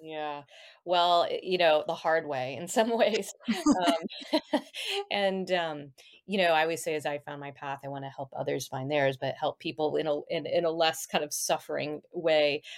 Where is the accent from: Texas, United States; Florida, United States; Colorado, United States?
Colorado, United States; Boulder; moved away; also born or lived in Kirkland, Washington; Boulder, Colorado, my hometown